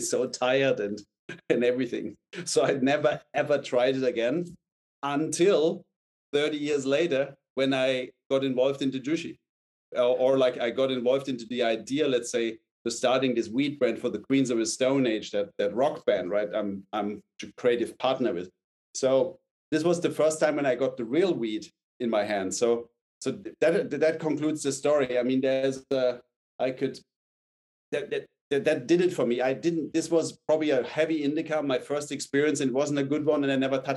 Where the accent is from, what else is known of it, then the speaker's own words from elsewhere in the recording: Munich, Bavaria, Germany; I grew up in like in Munich, but in outside Munich